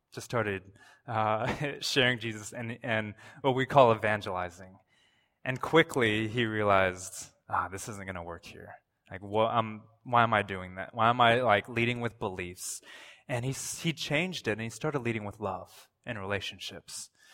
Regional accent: Toronto, Ontario, Canada; I'm from Toronto

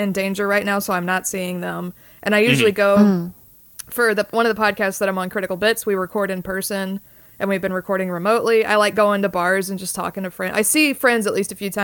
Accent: the South, United States; I'm from the South

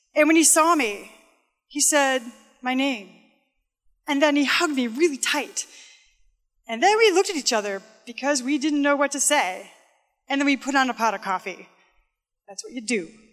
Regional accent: Midwest, United States; I'm from the Midwest

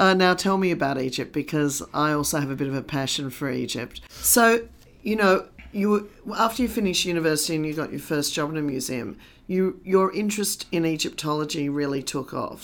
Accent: London, United Kingdom; also born or lived in Australia; now in Sydney, Australia; I was born in Australia, I also grew up in London

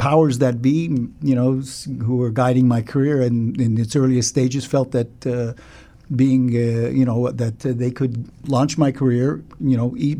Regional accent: London, United Kingdom; born there; moved away; Yes, I was born in London, England.

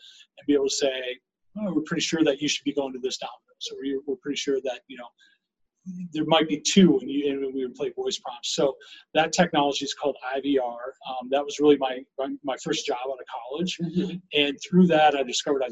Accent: Minnesota, United States; moved away as an adult; now in Colorado, United States; I grew up in Minnesota and I came out here to go to school.

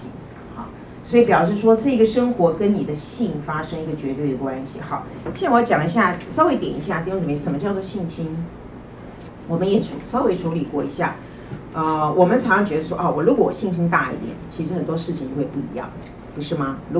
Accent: China; 我们中国人都比较悲观哈，我们都比较自卑

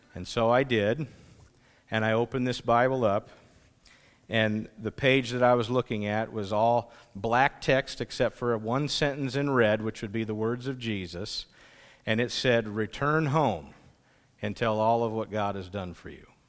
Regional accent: Pomeroy, United States; I grew up in the Pomeroy area

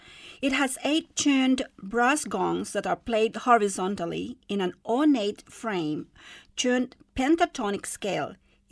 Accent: Luzon, Philippines; I'm talking to you today about the traditional music of my hometown on the island of Luzon in the Philippines.

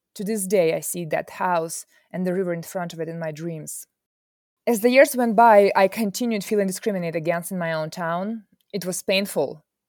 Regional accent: Mykolaiv, Mykolaiv Oblast, Ukraine; English is a second language; moved away as an adult; now in San Francisco Bay Area, United States; I was born in the town of Mykolaiv, south of Ukraine.

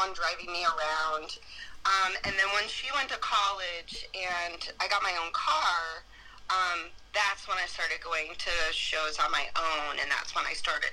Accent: outside of Chicago, Illinois, United States; I grew up outside of Chicago

